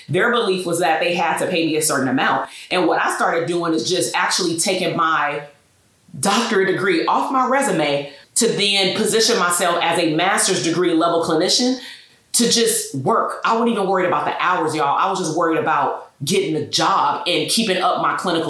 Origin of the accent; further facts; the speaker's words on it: Portland, Oregon, United States; I was born in Portland, Oregon